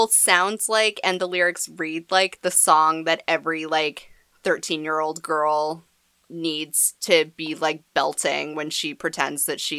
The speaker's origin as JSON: {"language": "English", "region": "New England", "country": "United States", "said": "we're also from New England, where, like, the land mass in general is, like, very small."}